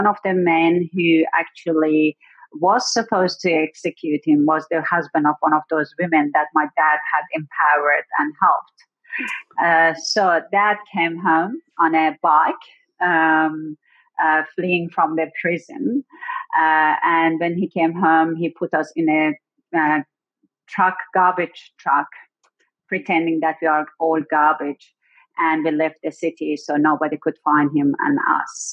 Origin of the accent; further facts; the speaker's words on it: Iran; now in South Australia, Australia; I was born in Iran. Some people might know it as Persia.